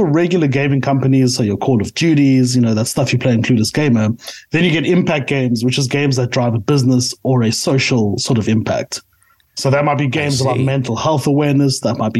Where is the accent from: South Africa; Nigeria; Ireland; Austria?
South Africa; I am a South African through and through.